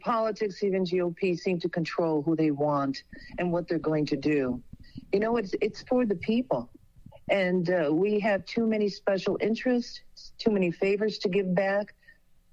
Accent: Chicago, Illinois, United States; born or raised there; also born or lived in Bassano del Grappa, Italy

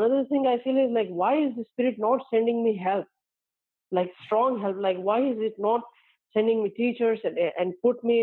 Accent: India; my brother also living in my hometown with my parents

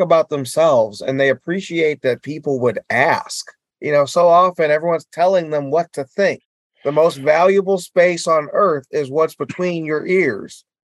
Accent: Detroit, Michigan, United States; also born or lived in Inkster, Michigan / Westland, Michigan; So my first year I went to John Glenn and Westland. And then we moved to Detroit from Inkster

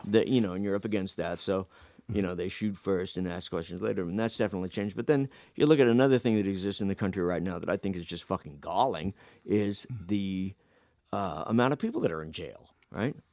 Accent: Phoenix, Arizona, United States; moved away; I grew up in Phoenix

